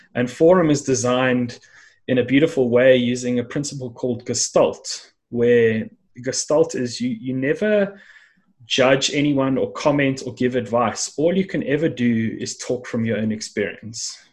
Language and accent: English; South Africa; there were many people from around the world that somehow ended up here at the bottom end of Africa, and and that's how I ended up uh, coming to to life.